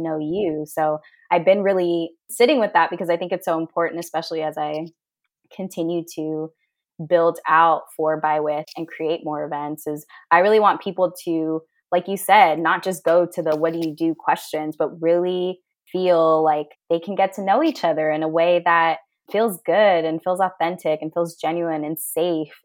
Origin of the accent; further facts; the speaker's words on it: Fairfield, California, United States; moved away; my hometown, Fairfield, back in California, incredibly diverse